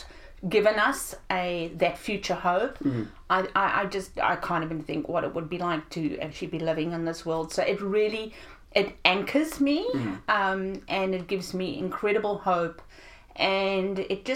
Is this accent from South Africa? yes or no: yes; South Africa; I grew up in South Africa